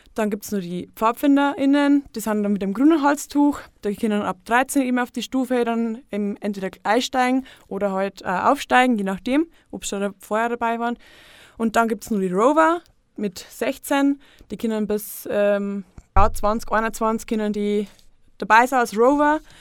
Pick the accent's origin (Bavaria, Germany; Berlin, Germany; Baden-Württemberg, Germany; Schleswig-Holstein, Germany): Bavaria, Germany; Untergriesbach; in Untergrissbach, eben wo ich herkomme